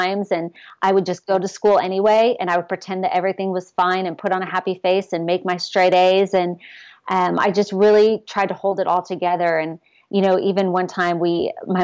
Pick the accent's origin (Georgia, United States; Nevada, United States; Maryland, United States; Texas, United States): Texas, United States; also born or lived in Ohio; when I was in second grade, we moved from Ohio to Texas